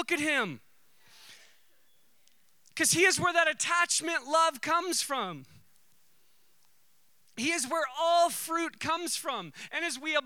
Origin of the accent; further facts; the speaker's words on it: United States; I'm an American